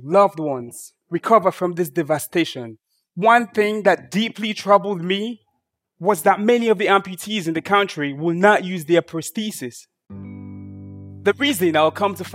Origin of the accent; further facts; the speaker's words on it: Sierra Leone; I was born and raised in Sierra Leone, a small and very beautiful country in West Africa